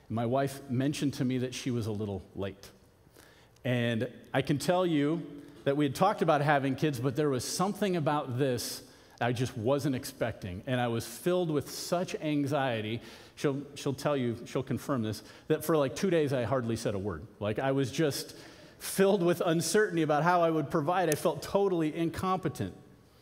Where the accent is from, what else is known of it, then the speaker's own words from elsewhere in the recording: Arizona, United States; I grew up in Arizona